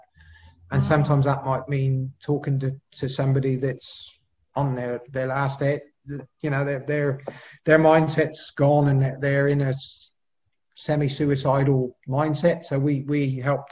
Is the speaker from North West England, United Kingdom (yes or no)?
no; Cheltenham, South West England, United Kingdom; accent: Pommy; now in Australia; I'm originally from the UK, so you can sort of probably tell from my Pommy accent there that I was born in Cheltenham, 1966